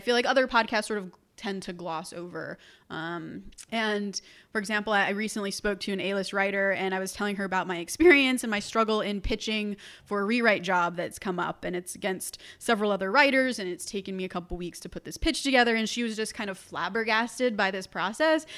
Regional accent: Orange County, California, United States; I was born in Orange County, which is about an hour south of Los Angeles

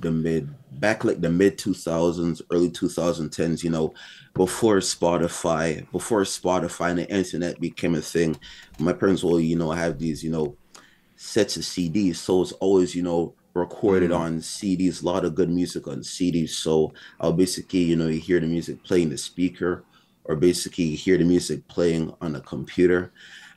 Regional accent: Montreal, Quebec, Canada; born in Montreal, born and raised.

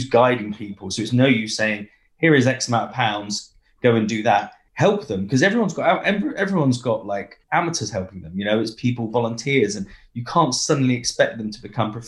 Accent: Brixham, South West England, United Kingdom; I'm from Brixham in Devon

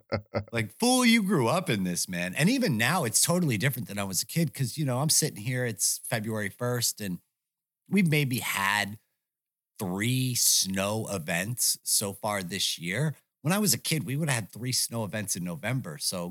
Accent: United States; despite the fact that I can show that I'm fucking American

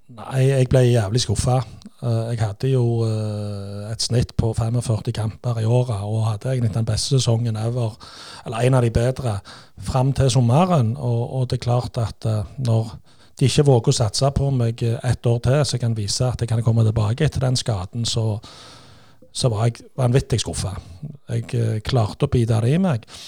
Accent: Stavanger, Rogaland, Norway; vi kommer jo fra Kværnervika

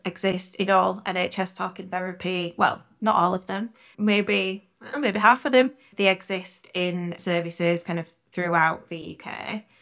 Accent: Yorkshire and the Humber, United Kingdom; I spent a lot of time with my grandparents, uh, growing up in Yorkshire

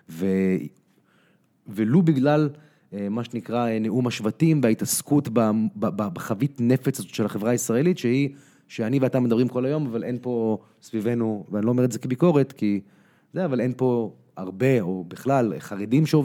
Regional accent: United States; אני גדלתי בארצות הברית, למדתי בבית ספר אמריקאי, בפאבליק סקול היו איתי ילדים אה, יהודים, נוצרים, מוסלמים, שחורים, לבנים, הכל

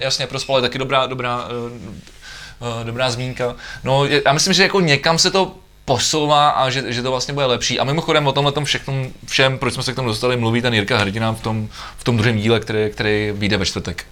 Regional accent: Czechia; jako Češi

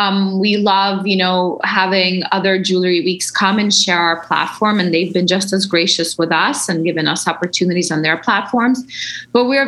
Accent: New York, United States; as a kid growing up in New York

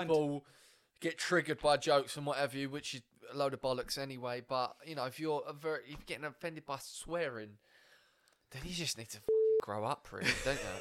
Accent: Brentwood, East of England, United Kingdom; I'm obviously from Brentwood

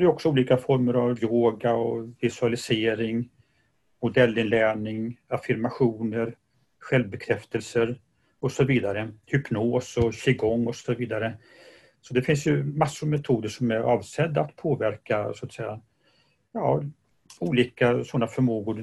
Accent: Gothenburg, Västra Götaland, Sweden; Jag är göteborgare

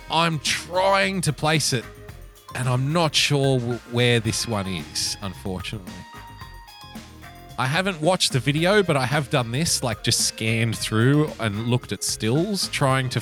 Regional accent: Sydney, New South Wales, Australia; here in my hometown of Sydney

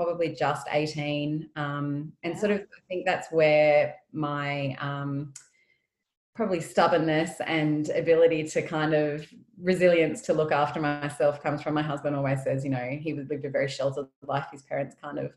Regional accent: Canberra, Australian Capital Territory, Australia; also born or lived in Sydney / Bega; So I've lived in Canberra probably most of my life. I was born in Sydney, but lived here since I was about four.

